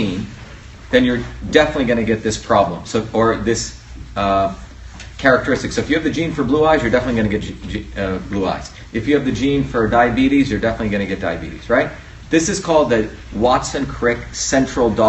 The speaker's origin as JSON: {"language": "English", "town": "Mumbai", "region": "Maharashtra", "country": "India", "tie": "born or raised there", "moved": "yes", "said": "I grew up in India originally, in it's the city of Bombay, which is basically New York on steroids."}